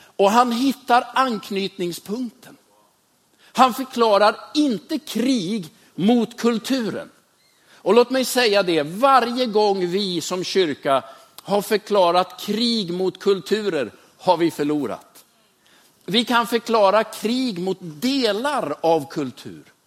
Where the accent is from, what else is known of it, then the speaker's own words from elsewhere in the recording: Västerås, Västmanland, Sweden; Jag är uppvuxen i Västerås